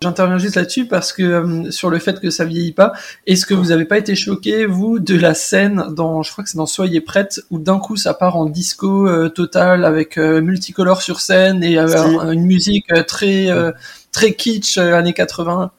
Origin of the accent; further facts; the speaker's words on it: Alsace, Grand Est, France; je viens d'Alsace